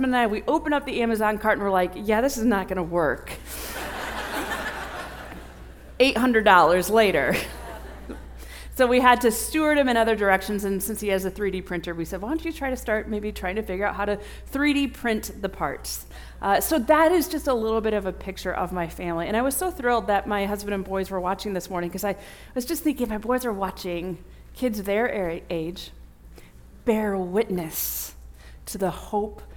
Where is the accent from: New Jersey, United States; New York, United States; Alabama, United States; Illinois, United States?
Illinois, United States; Bourbonnais; I grew up in Bourbonnais, Illinois, where Olivet Nazarene University is